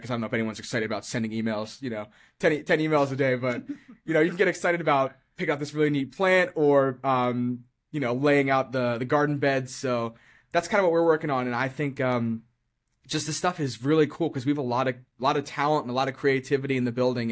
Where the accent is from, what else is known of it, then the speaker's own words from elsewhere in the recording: Eldersburg, Maryland, United States; I grew up in Eldersburg, and I lived in Eldersburg up until last year when I moved out